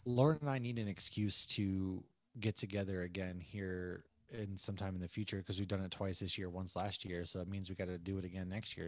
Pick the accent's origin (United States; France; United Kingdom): United States; Northeast; moved away; I'm from the Northeast.